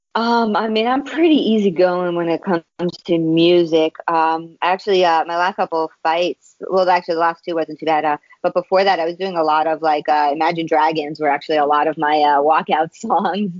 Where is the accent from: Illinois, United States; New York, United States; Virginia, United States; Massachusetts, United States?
New York, United States; New York City; now in Long Island, United States; I was born and raised in Queens. I actually only moved out to Long Island um, a few years ago